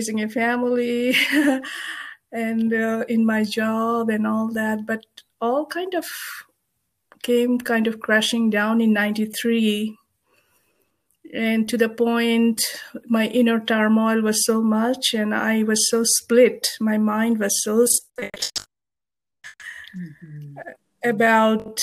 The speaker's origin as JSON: {"language": "English", "town": "Kolkata", "region": "West Bengal", "country": "India", "tie": "born or raised there", "moved": "as an adult", "lives_now": "United States", "said": "I was born in Kolkata in India in a Buddhist family."}